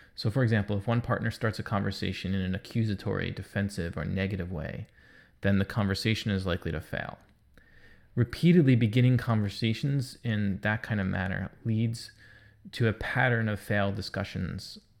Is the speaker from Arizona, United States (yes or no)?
no; New York, United States; I'm a New Yorker.